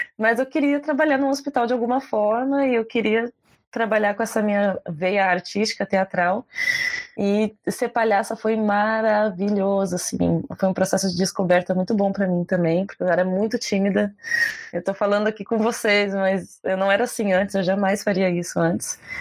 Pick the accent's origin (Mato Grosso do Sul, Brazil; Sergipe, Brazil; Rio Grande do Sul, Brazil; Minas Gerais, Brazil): Rio Grande do Sul, Brazil; Porto Alegre; Eu, eu sou de Porto Alegre